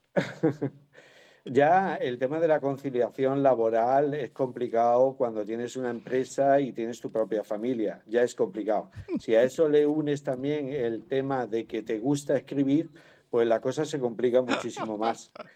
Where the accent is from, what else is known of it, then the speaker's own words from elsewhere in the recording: Málaga, Andalusia, Spain; yo soy malagueño